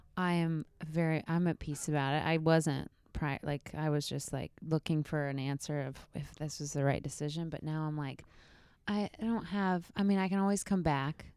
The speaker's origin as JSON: {"language": "English", "town": "Snellville", "region": "Georgia", "country": "United States", "tie": "born or raised there", "also_born_or_lived": "Grayson, Georgia", "said": "I grew up in, um, Gwinnett County"}